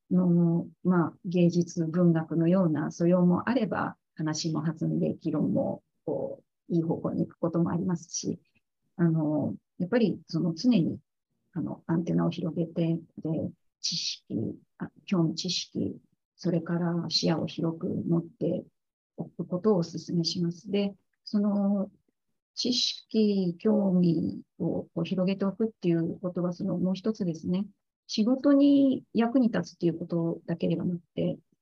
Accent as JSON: {"language": "Japanese", "country": "Japan", "moved": "as an adult", "lives_now": "Philippines", "said": "海外で仕事をしているあの日本人"}